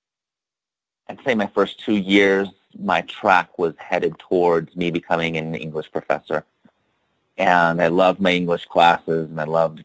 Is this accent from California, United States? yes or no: no; Statesville, North Carolina, United States; moved away; I grew up in the Piedmont of North Carolina, north of Charlotte, in this town called Statesville